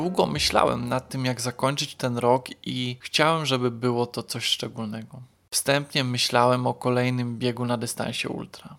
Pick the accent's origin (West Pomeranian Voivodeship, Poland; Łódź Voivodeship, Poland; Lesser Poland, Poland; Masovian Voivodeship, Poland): Masovian Voivodeship, Poland; Płock; Moje rodzinne miasto Płock ma 21 osiedli mieszkaniowych